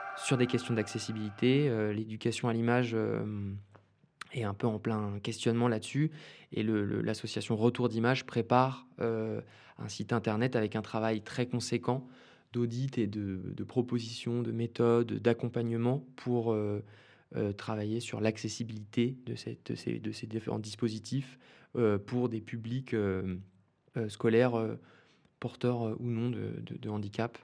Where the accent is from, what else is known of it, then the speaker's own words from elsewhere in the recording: Bordeaux, Nouvelle-Aquitaine, France; moved away; also born or lived in Sweden / Saint-Denis; je, viens de Bordeaux à l'origine. Euh, j'ai passé une partie de mon enfance là-bas